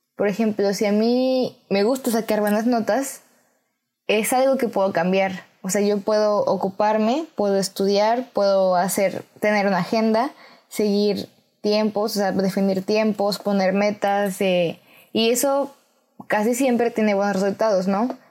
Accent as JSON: {"language": "Spanish", "country": "Mexico", "said": "en mi país, México"}